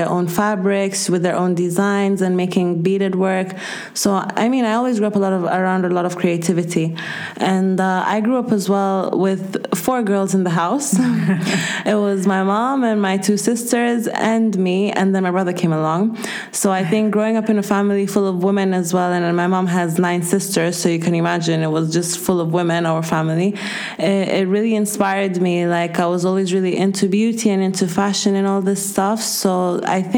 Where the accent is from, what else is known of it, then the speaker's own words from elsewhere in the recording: Kenya; moved away as an adult; now in Spain; I'm from Kenya, born and raised, and I just moved here 4 years ago to study. So basically, I spent my whole life in Kenya.